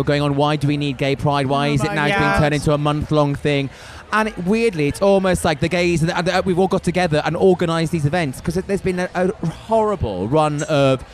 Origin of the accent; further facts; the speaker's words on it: United Kingdom; as British people